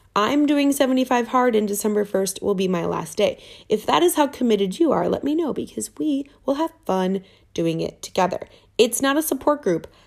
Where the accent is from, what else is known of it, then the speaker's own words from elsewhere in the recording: Minnesota, United States; I'm from Minnesota.